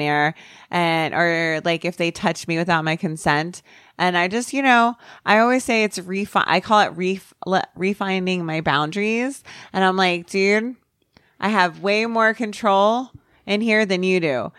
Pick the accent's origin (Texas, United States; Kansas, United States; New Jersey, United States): New Jersey, United States; I'm from New Jersey. I'm raised with it